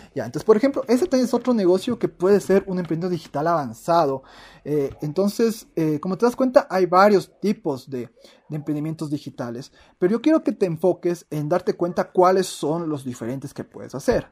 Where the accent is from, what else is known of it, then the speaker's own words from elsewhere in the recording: Ecuador; aquí en Latinoamérica, en mi país de Ecuador